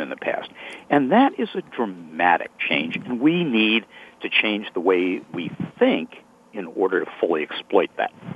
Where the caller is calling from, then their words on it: Medfield, Massachusetts, United States; I'm calling from Medfield, Massachusetts, a historic town that's been around since uh, 1649